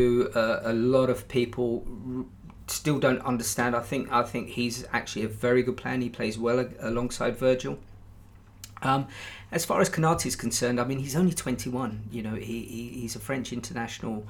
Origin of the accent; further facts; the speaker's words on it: Brighton, South East England, United Kingdom; my hometown club of Brighton